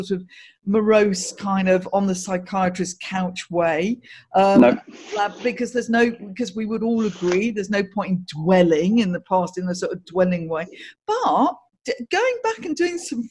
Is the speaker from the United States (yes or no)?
no; Guildford, South East England, United Kingdom; I grew up in Guildford